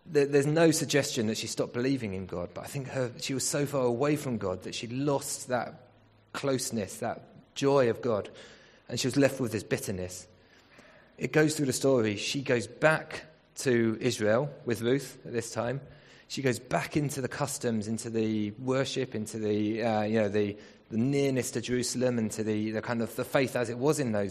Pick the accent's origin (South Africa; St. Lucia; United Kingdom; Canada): United Kingdom; England; We're not African, we're English.